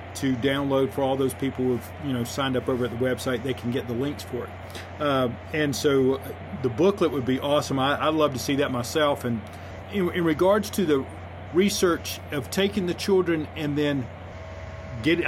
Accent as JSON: {"language": "English", "region": "North Carolina", "country": "United States", "said": "I'm from North Carolina."}